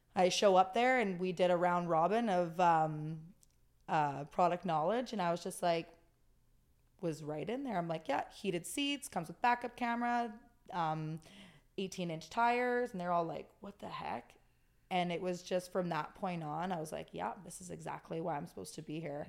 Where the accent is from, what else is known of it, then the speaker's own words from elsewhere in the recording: Okanagan, British Columbia, Canada; I'm born and raised in the Okanagan